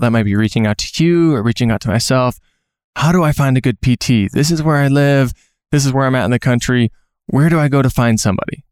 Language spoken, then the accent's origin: English; Minnesota, United States; moved away; I'm from Minnesota